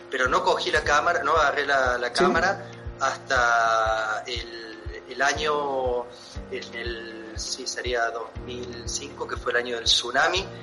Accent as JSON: {"language": "Spanish", "region": "Córdoba", "country": "Argentina", "said": "Córdoba capital."}